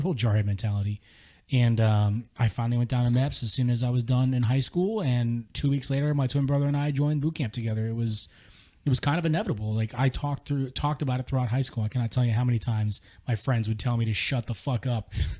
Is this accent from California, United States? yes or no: yes; San Diego, California, United States; growing up around San Diego, you grew up around Marines.